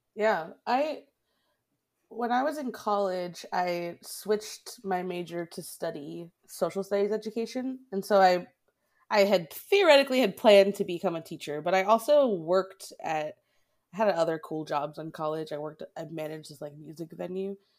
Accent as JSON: {"language": "English", "town": "Boston", "region": "Massachusetts", "country": "United States", "tie": "born or raised there", "also_born_or_lived": "Oakland, California", "moved": "as an adult", "lives_now": "Wisconsin, United States", "said": "my hometown of Boston"}